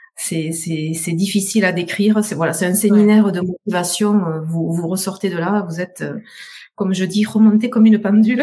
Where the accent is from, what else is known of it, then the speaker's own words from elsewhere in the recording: south of France, France; accent: southern French; je suis du sud de la France, vous m'entendez, mon super accent